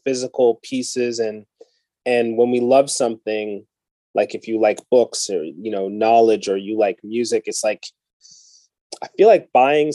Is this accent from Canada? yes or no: yes; London, Ontario, Canada; I grew up in London, Ontario